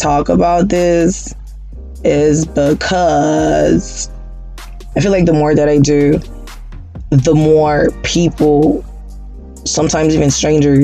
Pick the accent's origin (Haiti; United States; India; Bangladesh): Haiti; moved away; I am originally from Haiti